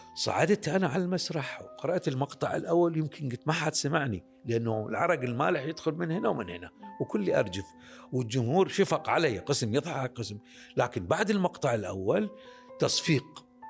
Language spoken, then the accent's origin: Arabic; Iraq; عندنا بالعراق